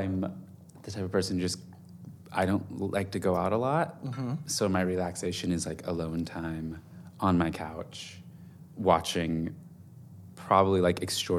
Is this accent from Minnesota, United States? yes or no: no; California, United States; born there; also born or lived in Germany / Virginia Beach, Virginia; I was born in California, and we moved, I think we moved 8 times by the time I was a junior in high school. We lived in Germany for 3 years.